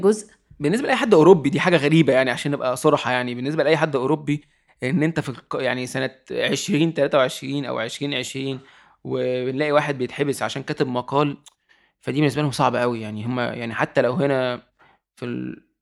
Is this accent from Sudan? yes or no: no; Egypt; also born or lived in Italy; انا في الاخر مواطن مصري انا ما عنديش جنسيه ايطاليه